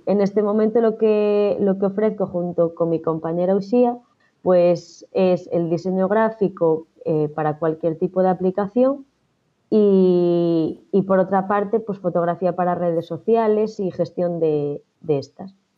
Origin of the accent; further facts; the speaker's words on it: A Rúa, Galicia, Spain; yo soy gallega